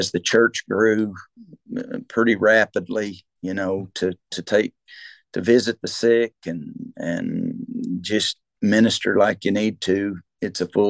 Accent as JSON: {"language": "English", "town": "Locust Grove", "region": "Oklahoma", "country": "United States", "tie": "born or raised there", "said": "where I grew up in Locust Grove"}